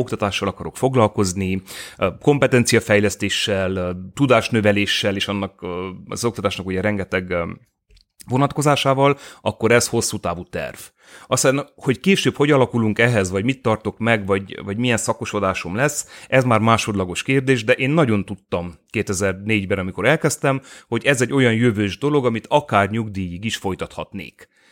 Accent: Târgu Mureș, Mureș County, Romania; én Marosvásárhelyi vagyok, értelemszerűen bolyéban végeztem

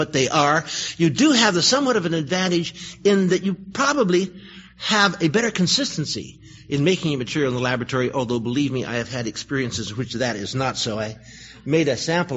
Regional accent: Berkeley, California, United States; I was born in Berkeley. I found a life there.

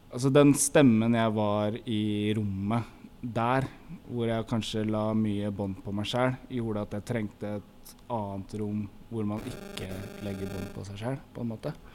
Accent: Oslo, Norway; vi vokste opp sammen på Lambertseter

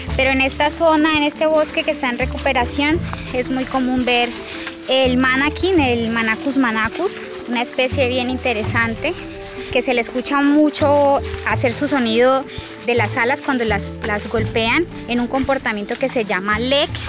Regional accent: Belén de los Andaquíes, Caquetá, Colombia; yo soy de acá del Caquetá, del municipio de Belén de los Andaquíes

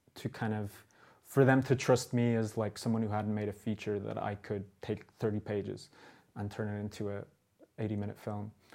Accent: Dublin, Leinster, Ireland; also born or lived in New York; my own experiences growing up in Dublin

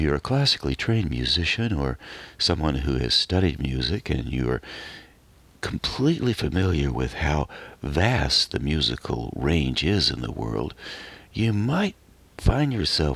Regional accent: Western North Carolina, United States; moved away; I moved out away from Western North Carolina

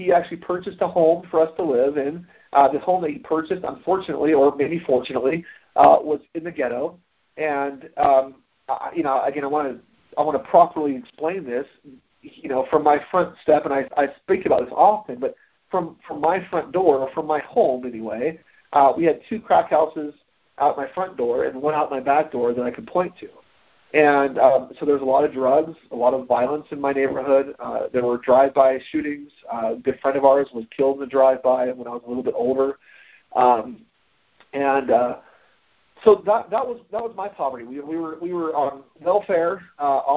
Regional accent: Florida, United States; also born or lived in Utah; We moved to Florida from Utah. My family, when I was about 4.5 years old

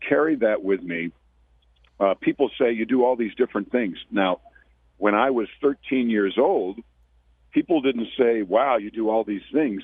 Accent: Mount Kisco, New York, United States; I grew up in Mount Kisco, New York, doing theater since 1968

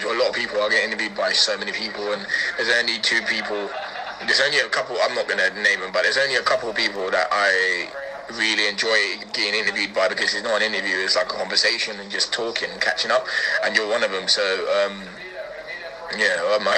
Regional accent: Luton, East of England, United Kingdom; my hometown club

